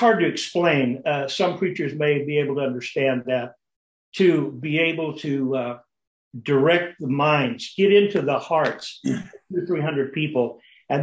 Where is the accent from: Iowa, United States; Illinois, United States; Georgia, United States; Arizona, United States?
Arizona, United States; Phoenix; also born or lived in Tucson, Arizona; I was born and raised in Arizona, born in Tucson, raised in Phoenix.